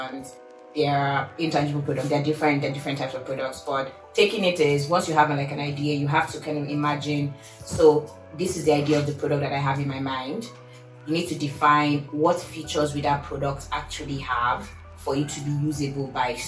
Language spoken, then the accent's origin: English; Lagos, Nigeria; now in Seattle, United States; I am originally from Lagos, Nigeria, but right now I claim I'm from Seattle.